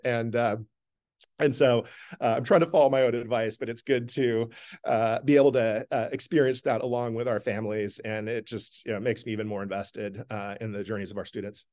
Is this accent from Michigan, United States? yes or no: no; Stockton, California, United States; now in Vermont, United States; I grew up in central California in a city called Stockton